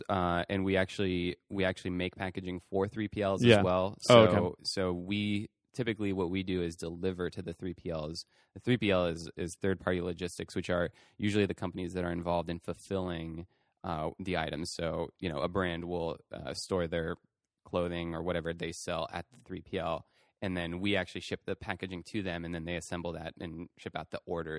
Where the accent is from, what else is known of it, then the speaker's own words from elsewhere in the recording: France; I think you know when I was growing up in France.